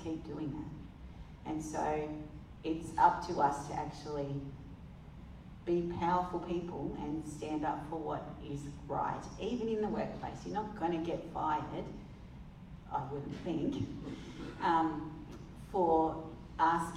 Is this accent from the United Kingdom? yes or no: yes; England, United Kingdom; I'm English